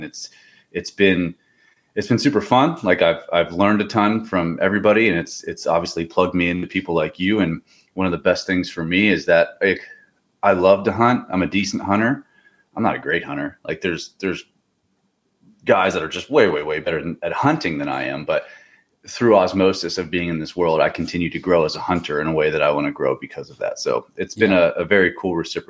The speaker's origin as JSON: {"language": "English", "region": "Pennsylvania", "country": "United States", "tie": "born or raised there", "said": "I grew up hunting in Pennsylvania."}